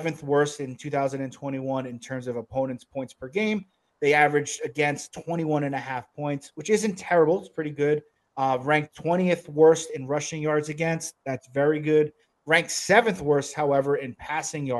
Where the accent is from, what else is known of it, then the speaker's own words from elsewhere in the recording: New Jersey, United States; I grew up in New Jersey